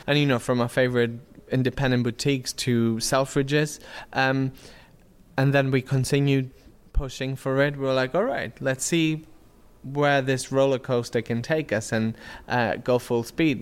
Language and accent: English; Germany; now in London, United Kingdom; I'm from Germany